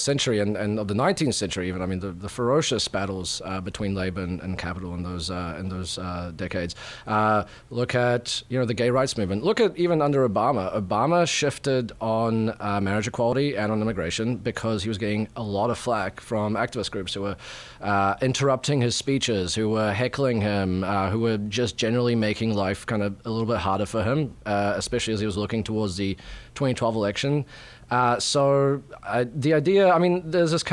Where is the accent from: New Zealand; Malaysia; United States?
New Zealand; moved away as an adult; also born or lived in Yugoslavia; now in Toronto, Canada; And then I grew up in New Zealand, spent most of my life there, and I'm at the moment living in Toronto